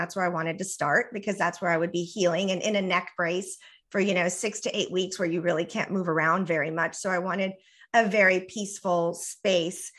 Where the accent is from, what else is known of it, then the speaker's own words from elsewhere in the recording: the border with Mexico, US–Mexico border, United States; first language Spanish; English is a second language; my first language is Spanish, and I was raised on the border with Mexico. So, you know, I'm not even really American. I mean, I am, but you know, I relate to my culture as very Mexican American